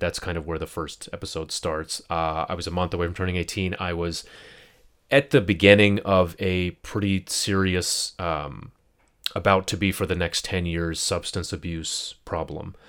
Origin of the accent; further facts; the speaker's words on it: United States; as a Pakistani, as a Muslim, as an American, first generation